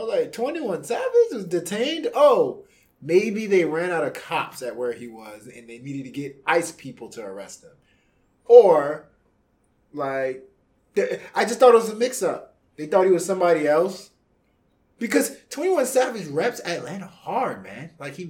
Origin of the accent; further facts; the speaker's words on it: Ecuador; moved away; I'm from Ecuador. You didn't know that?